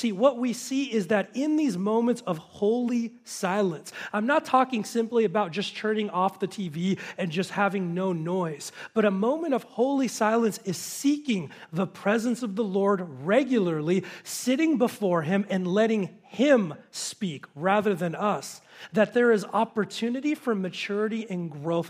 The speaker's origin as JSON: {"language": "English", "town": "Los Angeles", "region": "California", "country": "United States", "tie": "born or raised there", "moved": "as an adult", "lives_now": "Simi Valley, United States", "said": "we both had been born and raised in the San Fernando Valley."}